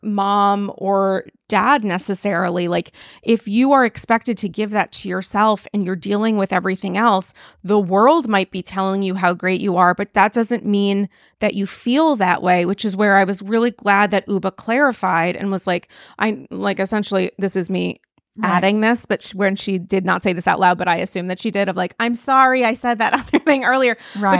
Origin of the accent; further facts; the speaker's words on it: New York, United States; And I also connect with, like, a lot of her personality as a New Yorker and as a New York Jew.